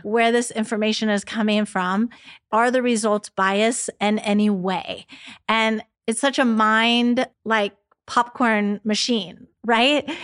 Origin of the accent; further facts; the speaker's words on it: San Diego, California, United States; Growing up in San Diego, you know, so close to Mexico